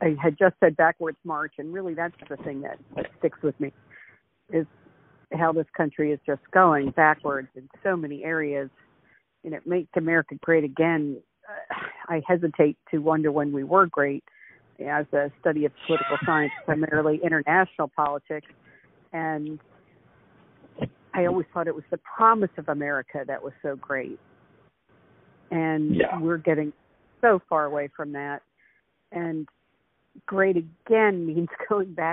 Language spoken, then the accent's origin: English; United States; also born or lived in Madrid, Spain; I'm an American who, I lived in Spain for a year